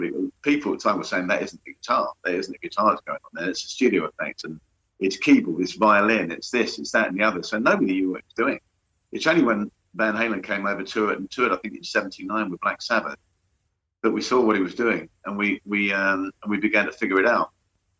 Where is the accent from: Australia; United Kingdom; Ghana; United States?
United Kingdom; London; I'm from London, that area of London